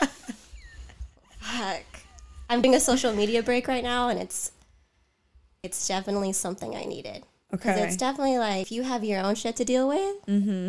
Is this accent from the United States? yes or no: yes; Salinas, California, United States; I'm from Salinas, California, super small town